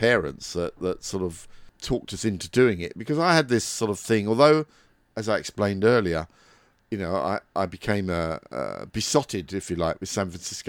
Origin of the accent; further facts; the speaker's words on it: United Kingdom; now in Folkestone, United Kingdom; I was actually born on the day that tea rationing ended in the UK.